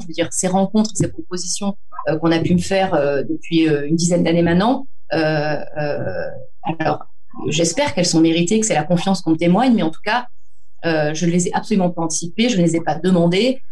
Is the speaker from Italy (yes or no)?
no; Antibes, Provence-Alpes-Côte d'Azur, France; je suis d'Antibes, c'est la commune dans laquelle je vis, dans laquelle je suis née, j'ai grandi